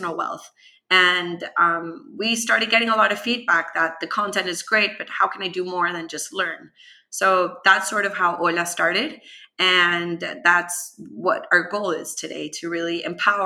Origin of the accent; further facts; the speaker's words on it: Venezuela; now in United States; I am originally from Venezuela